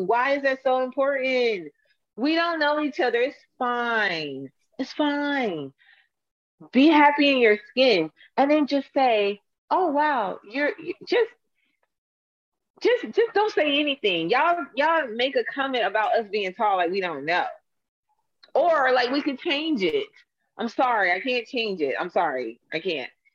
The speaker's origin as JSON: {"language": "English", "town": "Atlanta", "region": "Georgia", "country": "United States", "said": "I'm from Atlanta"}